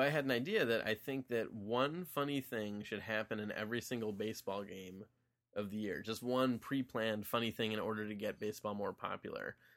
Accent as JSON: {"language": "English", "town": "Wilmette", "region": "Illinois", "country": "United States", "tie": "born or raised there", "also_born_or_lived": "New York City", "moved": "yes", "said": "back in my hometown, Wilmette, Il, Illinois"}